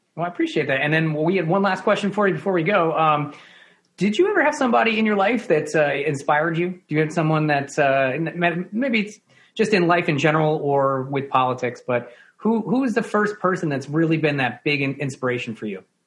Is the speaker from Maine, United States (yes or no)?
no; New York, United States; as a New Yorker